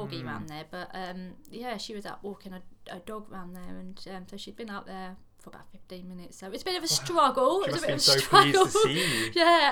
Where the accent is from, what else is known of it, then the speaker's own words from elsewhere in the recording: Cambridge, East of England, United Kingdom; moved away as an adult; now in Southsea, United Kingdom; Originally, I'm from Cambridge. So I grew up in Cambridge. Moved here with my husband Chris 11 years ago